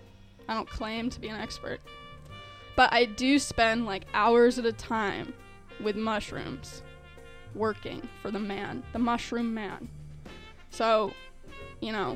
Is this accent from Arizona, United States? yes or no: yes; Arizona, United States; now in Illinois, United States; I'm from Arizona